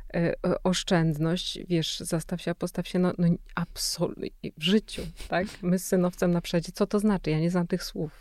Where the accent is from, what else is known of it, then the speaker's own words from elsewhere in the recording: Silesian Voivodeship, Poland; ja jestem ze Śląska